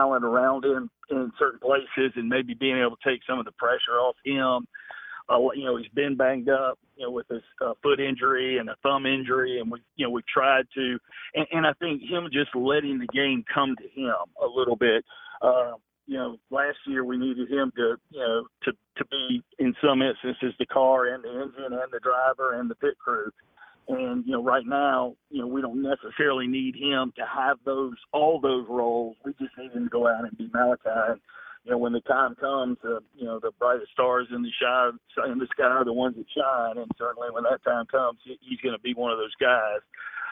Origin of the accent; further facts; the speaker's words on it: Clemson, South Carolina, United States; moved away as an adult; now in Georgia, United States; I grew up in Clemson, South Carolina.